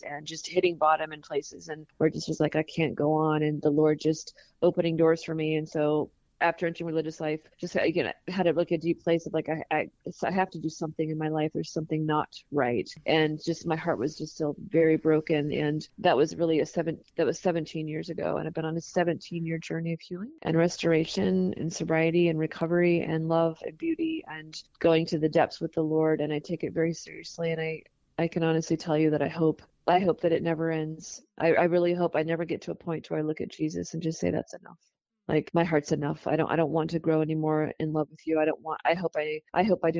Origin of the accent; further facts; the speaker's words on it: Pacific Northwest, United States; I grew up in the Pacific Northwest